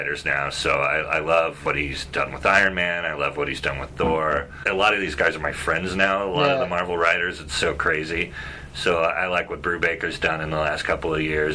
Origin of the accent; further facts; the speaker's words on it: Bay Area, California, United States; they were a Bay Area band, and that's where I grew up